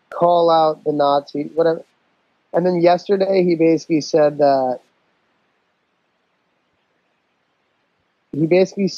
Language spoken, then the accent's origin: English; New York, United States; I'm not black, but I grew up in New York